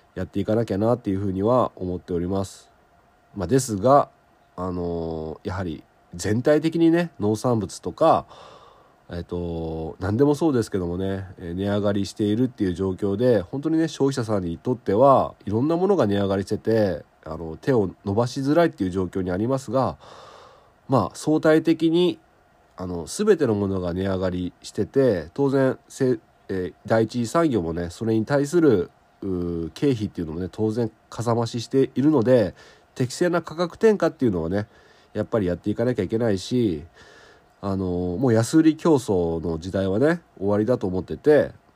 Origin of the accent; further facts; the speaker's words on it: southern Okayama Prefecture, Japan; 岡山県南部で僕の地元